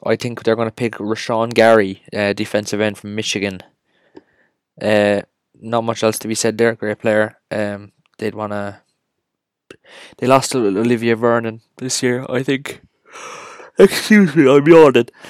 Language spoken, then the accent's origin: English; Cork, Munster, Ireland; We are from Cork, Ireland